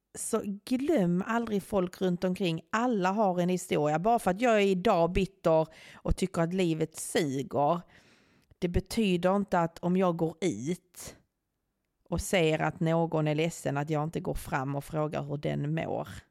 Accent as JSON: {"language": "Swedish", "region": "Skåne", "country": "Sweden", "said": "jag är från Skåne"}